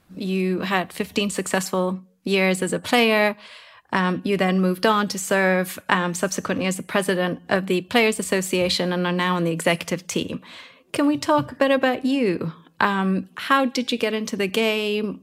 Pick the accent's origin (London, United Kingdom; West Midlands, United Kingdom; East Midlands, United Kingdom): London, United Kingdom; I am from London